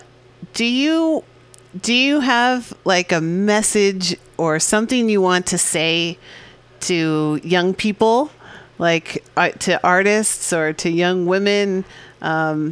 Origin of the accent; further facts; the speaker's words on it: San Francisco, California, United States; I grew up here in San Francisco.